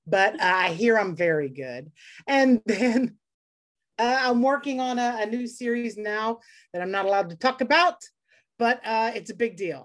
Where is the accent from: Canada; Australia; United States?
United States; Lake Charles, Louisiana; I grew up in the Deep South in Louisiana